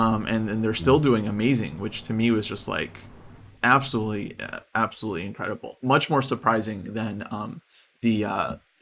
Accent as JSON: {"language": "English", "country": "Ukraine", "moved": "yes", "lives_now": "United States", "said": "Ukraine, of course. Being my home country"}